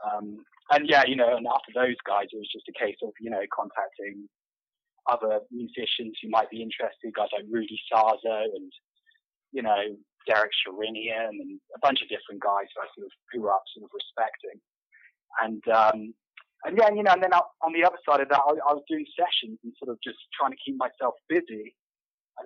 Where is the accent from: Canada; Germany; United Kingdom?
United Kingdom; Devon, South West England; moved away as an adult; also born or lived in San Diego, United States; now in Los Angeles, United States; I'm from Devon, England, which is actually a sort of a very low-populated area in the southwest